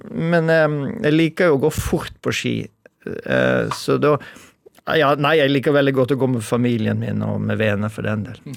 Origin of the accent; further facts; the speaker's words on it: Western Norway, Norway; moved away; also born or lived in Oslo; jeg vokste opp på 70-tallet, men jeg vokste opp på Vestlandet.